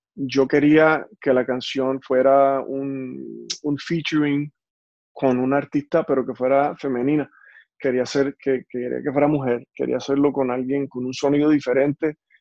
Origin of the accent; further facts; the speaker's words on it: Puerto Rico; now in United States; Yo soy puertorriqueño, soy latino